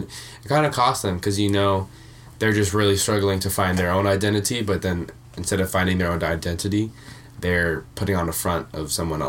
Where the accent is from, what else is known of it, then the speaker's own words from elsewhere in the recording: California, United States; born there; I was born in California.